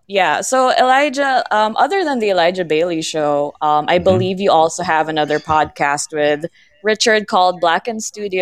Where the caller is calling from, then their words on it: Manila, Metro Manila, Philippines; I'm calling from Manila, Philippines.